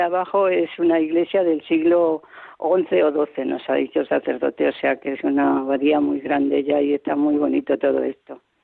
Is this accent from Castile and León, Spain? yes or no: yes; a village in Zamora, Castile and León, Spain; now in Madrid, Spain; Soy de un pueblo de Zamora, estoy aquí ahora aquí nací, yo vivo en Madrid